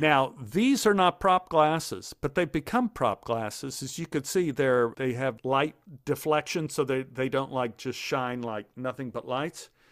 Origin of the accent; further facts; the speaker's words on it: Dallas, Texas, United States; I grew up in Oak Cliff